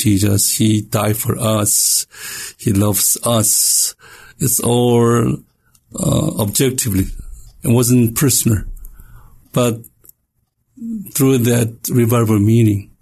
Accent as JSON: {"language": "English", "country": "South Korea", "tie": "born or raised there", "moved": "yes", "said": "I was born and raised in Korea"}